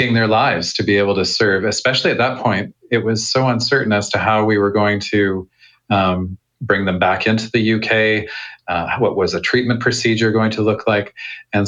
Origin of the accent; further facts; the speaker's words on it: Calgary, Alberta, Canada; moved away as an adult; also born or lived in United States / Australia; now in United Kingdom; I'm originally from Calgary, Alberta